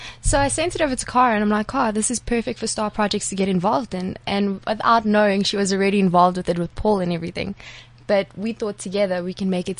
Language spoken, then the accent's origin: English; South Africa; moved away as an adult; also born or lived in Europe; I'm a South African show jumper.